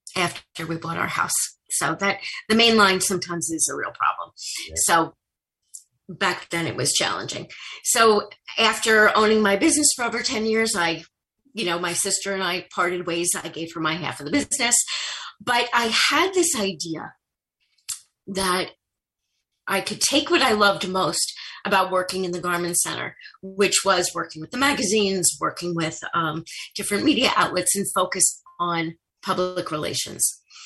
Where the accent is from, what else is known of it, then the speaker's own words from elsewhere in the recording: Merrick, New York, United States; I'm originally from Merrick, okay, and then I student taught in Jericho